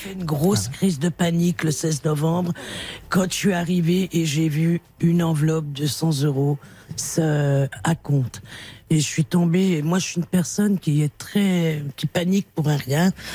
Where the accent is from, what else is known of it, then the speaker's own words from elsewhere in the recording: Dijon, Bourgogne-Franche-Comté, France; now in Meuse, France; je suis natif de Dijon